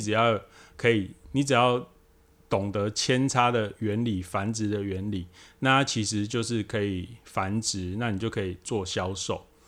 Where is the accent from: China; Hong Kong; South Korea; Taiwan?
Taiwan; 我们台湾这边